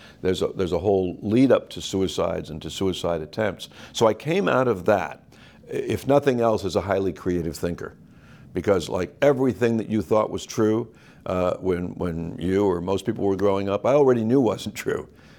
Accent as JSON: {"language": "English", "town": "Los Angeles", "region": "California", "country": "United States", "tie": "born or raised there", "said": "Well, I grew up in Los Angeles. By the time I was 10, we had lived in 10 places."}